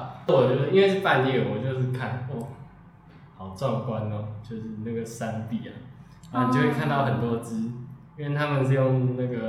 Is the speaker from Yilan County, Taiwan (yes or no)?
yes; Yilan County, Taiwan; now in Taipei, Taiwan; 我应该也会是选我们家乡，就宜兰。